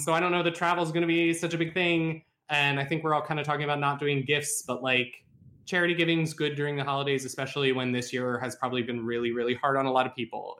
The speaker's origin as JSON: {"language": "English", "region": "West Virginia", "country": "United States", "tie": "born or raised there", "said": "my hometown is in Fallout seventy-six, and it looks exactly like it"}